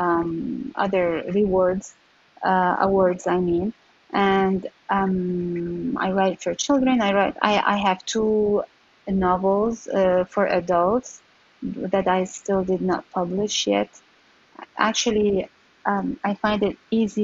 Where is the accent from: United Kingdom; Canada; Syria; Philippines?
Syria; moved away as an adult; also born or lived in Texas / California; I was born and raised in Syria